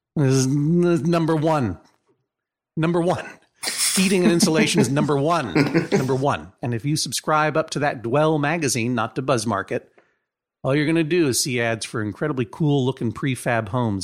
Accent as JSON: {"language": "English", "town": "Brookline", "region": "Massachusetts", "country": "United States", "said": "I am from Brookline, Massachusetts"}